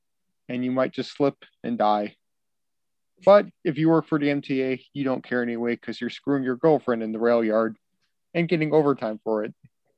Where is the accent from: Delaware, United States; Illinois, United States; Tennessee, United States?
Illinois, United States; Chicago; now in New York, United States; being born and bred in Chicago